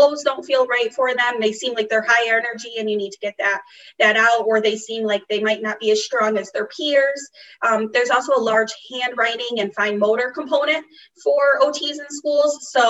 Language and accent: English; Massachusetts, United States; born or raised there